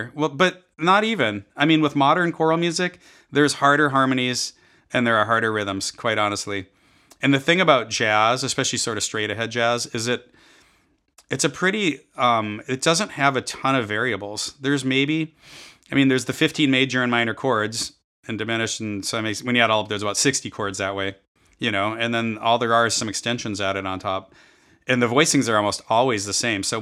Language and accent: English; Minnesota, United States; also born or lived in Iowa; I grew up in Minnesota